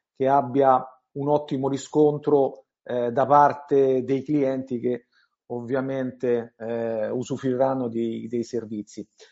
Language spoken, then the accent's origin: Italian; Italy